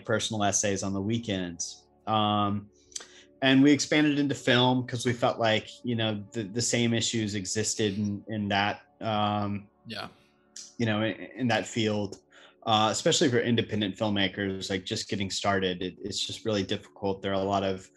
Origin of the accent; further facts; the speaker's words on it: North Carolina, United States; also born or lived in New York; now in Charleston, United States; I'm actually originally from North Carolina